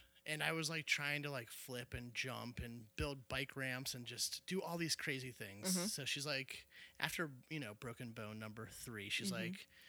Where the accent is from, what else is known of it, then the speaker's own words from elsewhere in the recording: Cincinnati, Ohio, United States; From Cincinnati. I grew up in Anderson Township.